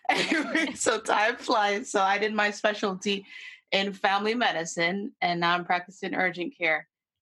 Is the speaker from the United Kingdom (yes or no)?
no; Jamaica; moved away; also born or lived in Canada; I was born in Jamaica, then went to Canada. Then after Canada, I went to the Caribbean to study medicine.